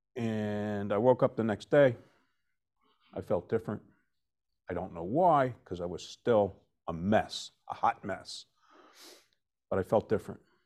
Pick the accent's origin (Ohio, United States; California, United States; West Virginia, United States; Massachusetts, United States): West Virginia, United States; moved away as an adult; also born or lived in Vermont; now in New Jersey, United States; I'm originally from West Virginia, I'm making my way to Vermont full-time. I just stopped off in New Jersey for forty-three years to raise a family.